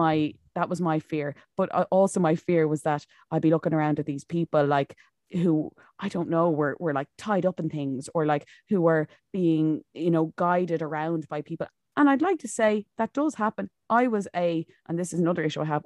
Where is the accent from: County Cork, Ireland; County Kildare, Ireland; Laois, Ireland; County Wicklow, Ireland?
County Wicklow, Ireland; now in Monaghan, Ireland; originally I'm from Wicklow, but I'm living up in Monaghan at the moment.